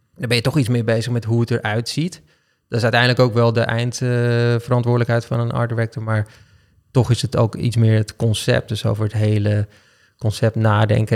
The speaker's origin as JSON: {"language": "Dutch", "town": "Amsterdam", "region": "North Holland", "country": "Netherlands", "tie": "born or raised there", "said": "Ik ben geboren in Amsterdam-Noord. Dus ik ben eh, een, eh, in mijn optiek echte Amsterdammer."}